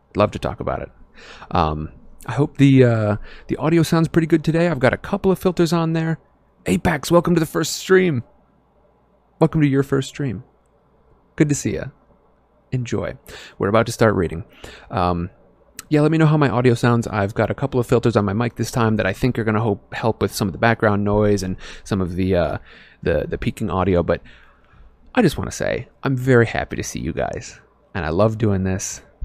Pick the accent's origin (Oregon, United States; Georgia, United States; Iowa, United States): Iowa, United States; now in California, United States; I'm in California now, but I was from Iowa.